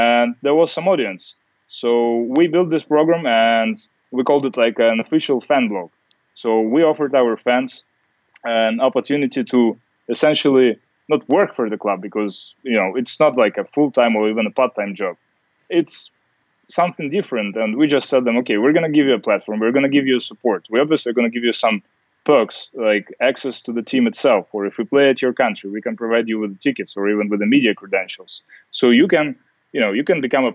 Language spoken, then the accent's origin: English; Siberia, Russia; also born or lived in New York, United States; now in St. Petersburg, Russia; I grew up in Siberia, so it's going to be like an 8-hour flight from London, 4-hour flight from Moscow or from St. Pete.